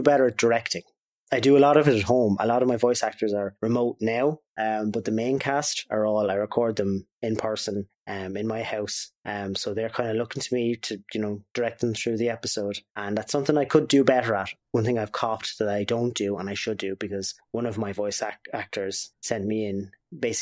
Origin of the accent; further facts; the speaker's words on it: Waterford, Munster, Ireland; we're from Waterford